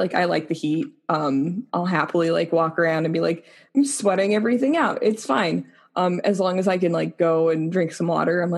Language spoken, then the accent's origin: English; Colorado, United States; also born or lived in Laramie, Wyoming; now in Texas, United States; growing up in Colorado where like the wind blows in the summer